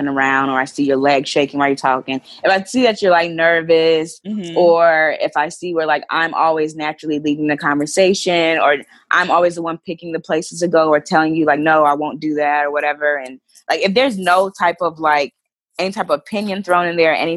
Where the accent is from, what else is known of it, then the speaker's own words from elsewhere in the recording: North Carolina, United States; moved away as an adult; now in New York, United States; I'm originally from North Carolina, when I moved to New York 3 years ago